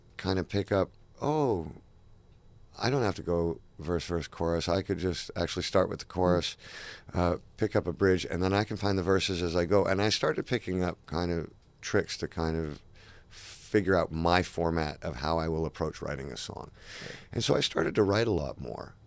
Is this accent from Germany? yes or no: no; Toronto, Ontario, Canada; also born or lived in London / Los Angeles; I was born in London, and uh, for a brief moment in time, my mom and dad moved to Los Angeles, and me and my twin sister and my older brother lived there. And then they split up, and then my mom and my sister and I moved to Canada, and Toronto is where I grew up.